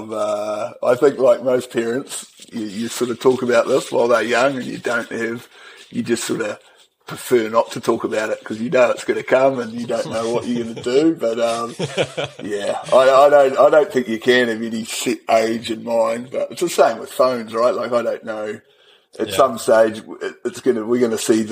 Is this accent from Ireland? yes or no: no; New Plymouth, Taranaki, New Zealand; also born or lived in Hawera; So I was born in Hawera, but I didn't last long there. My father was a policeman, so he was moved up to New Plymouth and the family all went there.